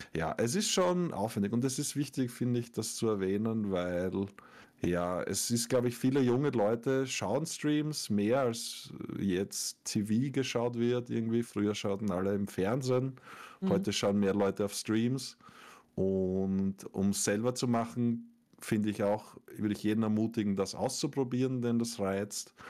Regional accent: Austria; ich bin als Österreicher

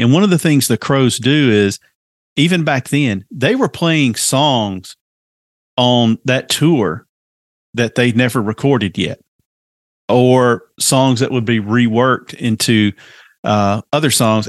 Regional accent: the South, United States; accent: Southern; obviously by my accent, I grew up in the South

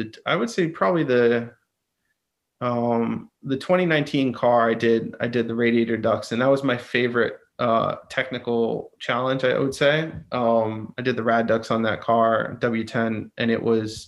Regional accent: Miami, Florida, United States; moved away as an adult; also born or lived in West Midlands; now in Miami, United States; I come from Miami. Miami's a melting pot.

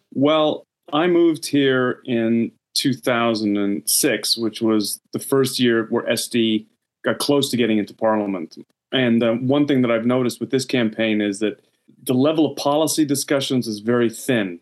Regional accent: United States; now in Sweden; as an American

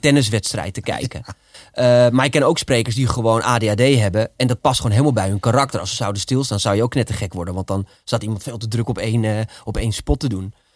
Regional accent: Amsterdam, North Holland, Netherlands; accent: Amsterdams; ik ging naar logopedie om mijn Amsterdamse accent af te leren

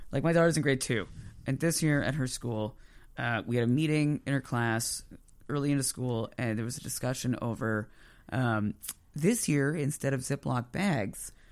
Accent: Moncton, New Brunswick, Canada; I grew up in Moncton, so you know, I mean I you know, was, but it was like suburb.

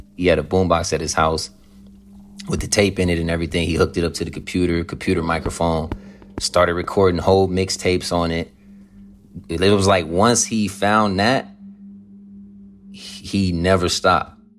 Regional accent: Compton, California, United States; I'm from West Side over here

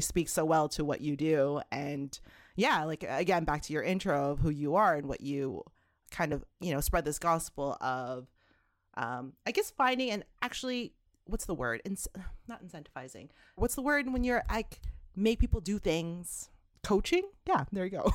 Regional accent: Toronto, Ontario, Canada; I was born and raised in Canada, Toronto, Canada

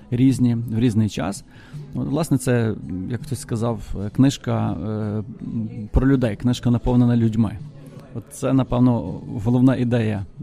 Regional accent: Ternopil, Ternopil Oblast, Ukraine; Я народився в Тернополі і тут прожив це життя, можна так сказати.

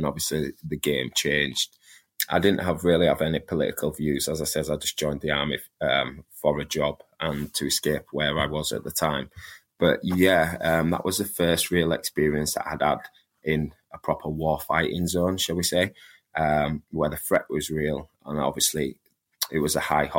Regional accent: Leeds, Yorkshire and the Humber, United Kingdom; Growing up where I grew up in Leeds, it was quite rough

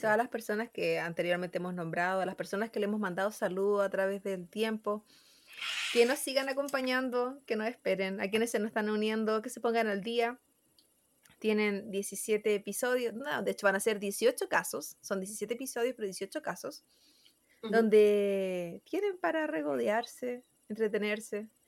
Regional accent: Chile; nuestros compatriotas

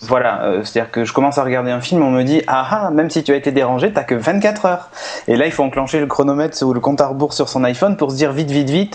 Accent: Bordeaux, Nouvelle-Aquitaine, France; Moi je suis de Bordeaux

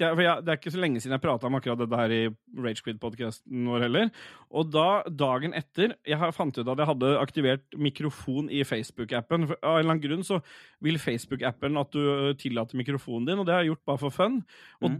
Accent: Oslo, Norway; har jeg på en måte bare bodd i en sånn blokkleilighet sånt, øh, oppe på Lambertseter

